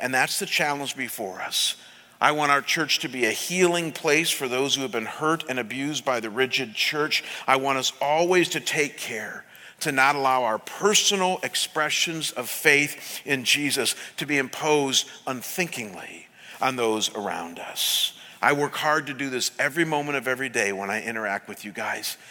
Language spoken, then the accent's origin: English; Cleveland, Ohio, United States; moved away; when I was pastoring back in Cleveland in my hometown